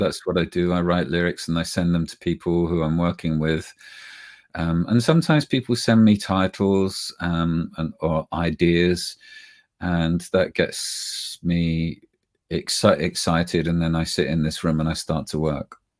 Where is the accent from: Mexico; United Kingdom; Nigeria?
United Kingdom; accent: British; we're British, we speak with a British tongue